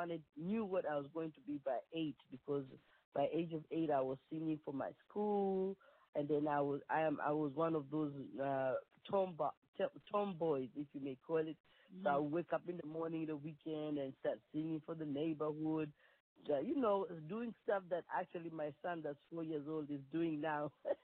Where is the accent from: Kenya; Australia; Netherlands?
Kenya; Nairobi; moved away as an adult; also born or lived in Mombasa, Kenya; now in Washington, D.C., United States; So, actually, I was born and raised in Kenya, and when I came to America, I was 22.